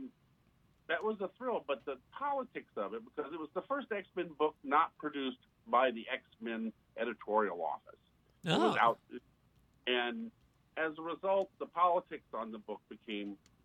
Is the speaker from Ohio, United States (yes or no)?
no; Indiana, United States; moved away as an adult; also born or lived in New York; now in Tampa, United States; I grew up in Indiana